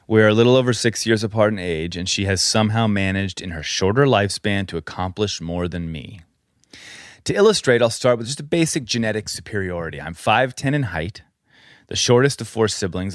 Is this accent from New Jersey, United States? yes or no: no; Colorado, United States; moved away; We grew up in Colorado